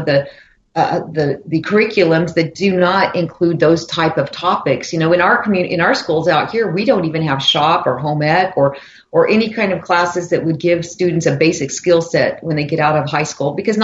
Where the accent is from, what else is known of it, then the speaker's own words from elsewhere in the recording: Cloudcroft, New Mexico, United States; I grew up in, I mean, right in the heart of rural New Mexico.